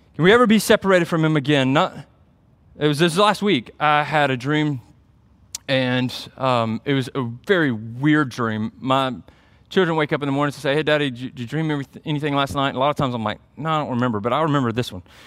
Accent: Byron, Georgia, United States; moved away; my hometown

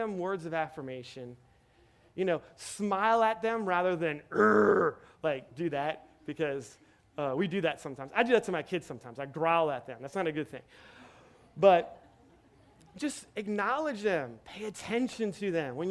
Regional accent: Metairie, Louisiana, United States; moved away as an adult; also born or lived in Kenner / New Orleans / San Diego; I was born and raised here in Metairie

